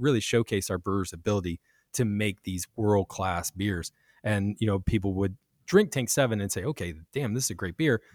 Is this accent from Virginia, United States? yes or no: yes; Virginia, United States; now in Kansas City, United States; Virginia, where I'm from